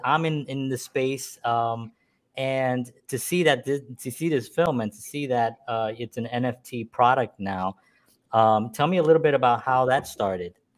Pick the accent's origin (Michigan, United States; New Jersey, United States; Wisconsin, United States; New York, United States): New York, United States; New York City; we're from the South Bronx. We grew up with like nothing